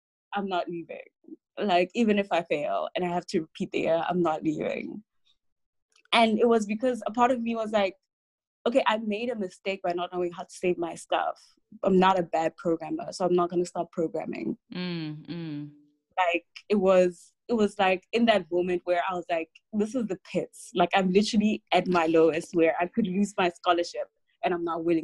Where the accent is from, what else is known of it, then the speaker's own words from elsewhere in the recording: Rustenburg, North West, South Africa; I grew up in Rustenburg